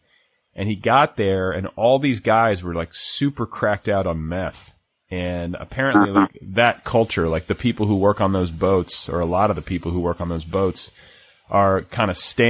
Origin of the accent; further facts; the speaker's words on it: Midwest, United States; also born or lived in Indianapolis, Indiana / Milwaukee, Wisconsin; I come from the Midwest and a lot of those cities seem sort of interchangeable. You know, I was raised in Indianapolis and Milwaukee